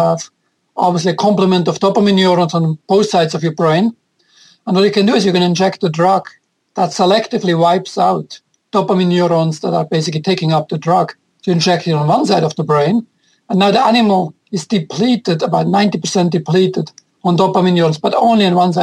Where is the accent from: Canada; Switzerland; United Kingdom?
Switzerland; now in New York City, United States; I'm originally from Switzerland